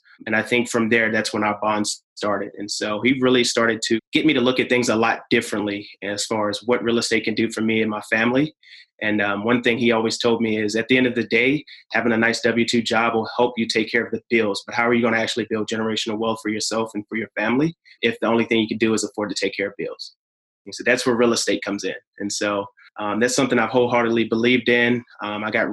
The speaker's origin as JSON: {"language": "English", "town": "Martinsville", "region": "Virginia", "country": "United States", "tie": "born or raised there", "also_born_or_lived": "Staunton, Virginia", "said": "I grew up in a small town in Virginia called Martinsville"}